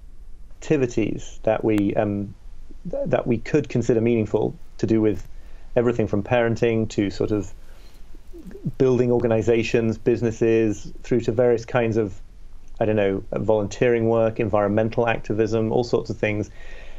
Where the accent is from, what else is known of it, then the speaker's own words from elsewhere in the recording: York, Yorkshire and the Humber, United Kingdom; I grew up in Northern England, in this city called York